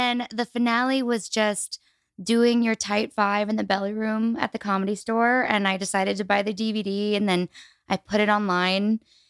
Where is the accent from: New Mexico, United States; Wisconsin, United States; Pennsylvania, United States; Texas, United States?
New Mexico, United States; Albuquerque; born or raised there